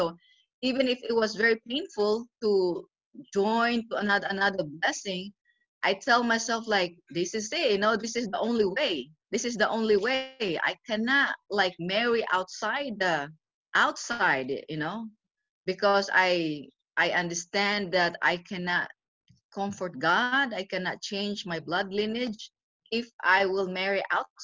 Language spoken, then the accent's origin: English; Philippines; moved away as an adult; also born or lived in Indiana; now in Pennsylvania, United States; I grew up in the Philippines